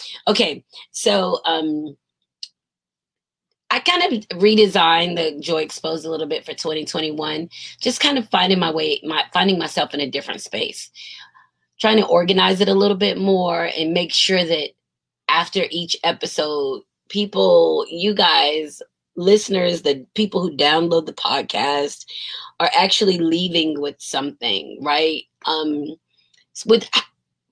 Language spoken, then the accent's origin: English; United States; they find out I'm American